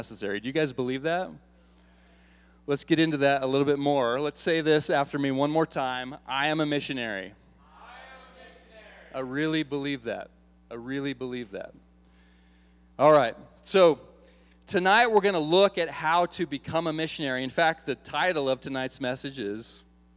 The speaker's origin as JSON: {"language": "English", "region": "Iowa", "country": "United States", "tie": "born or raised there", "moved": "yes", "said": "I grew up in Iowa."}